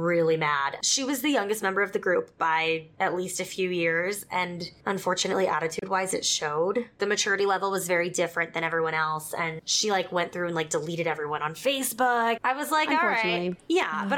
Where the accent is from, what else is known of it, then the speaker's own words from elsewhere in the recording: South Texas, United States; moved away; also born or lived in Utah; I grew up in South Texas